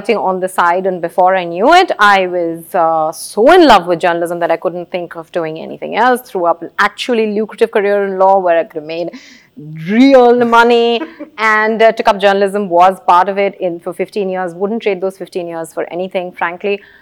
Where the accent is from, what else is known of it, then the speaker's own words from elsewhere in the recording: Kolkata, West Bengal, India; I grew up in Calcutta